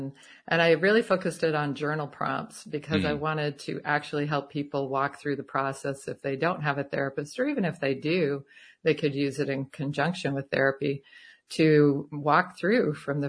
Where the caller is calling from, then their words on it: Tucson, Arizona, United States; Tucson, Arizona.